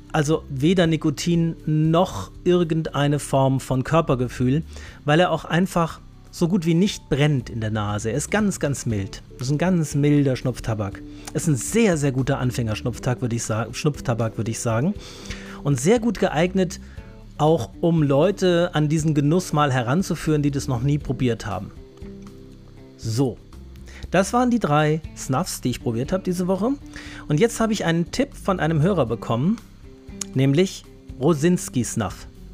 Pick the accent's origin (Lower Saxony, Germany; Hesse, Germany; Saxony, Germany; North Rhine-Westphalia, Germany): Hesse, Germany; Ich bin ja Hesse